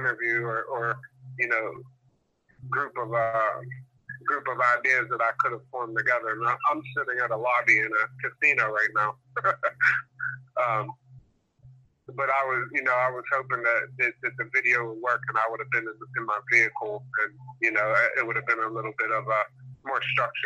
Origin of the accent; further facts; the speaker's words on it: Pittsburgh, Pennsylvania, United States; I'm from Pennsylvania, from Pittsburgh